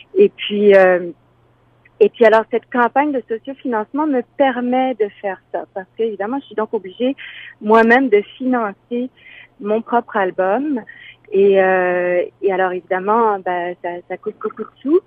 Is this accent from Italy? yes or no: no; Moncton, New Brunswick, Canada; je suis née donc à Moncton, au Nouveau-Brunswick, puis là-bas, ben, je faisais beaucoup de musique quand j'étais petite